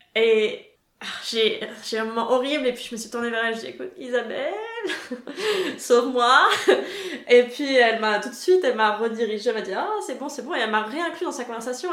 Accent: France; also born or lived in Germany (former East Germany); now in Munich, Germany; je reçois tout le temps des compliments sur mon accent au supermarché, typiquement la caissière très fière d'avoir deviné que j'étais française

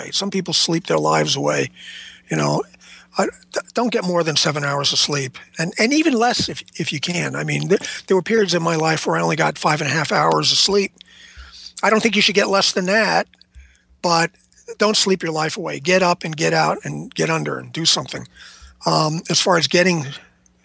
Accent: New York City, New York, United States; I grew up around New York City

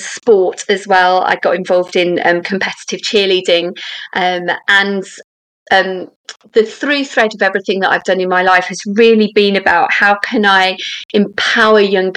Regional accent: London, United Kingdom; I grew up in Southwest London

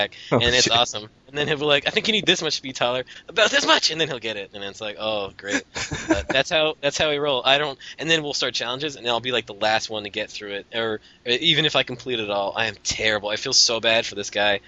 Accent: Canada; I'm Canadian

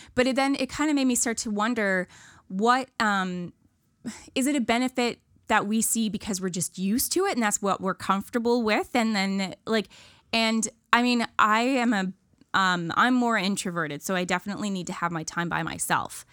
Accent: Ontario, Canada; moved away as an adult; now in Nova Scotia, Canada; I'm a from awayer. I'm from Ontario

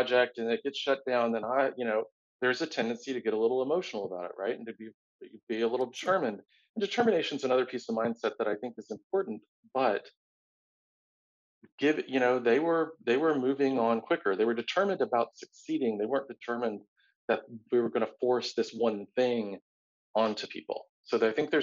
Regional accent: Tampa, Florida, United States; I grew up in Tampa

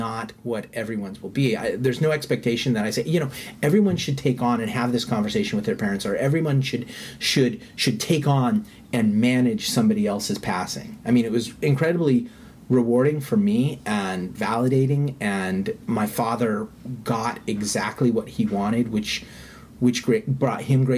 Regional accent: United States; I grew up in the United States, and my parents are, like, second, third generation U.S. citizens

